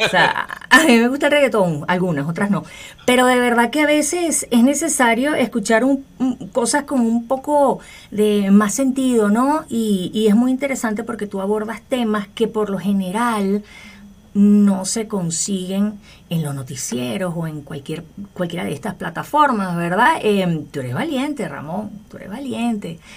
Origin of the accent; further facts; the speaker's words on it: Venezuela; yo soy venezolana.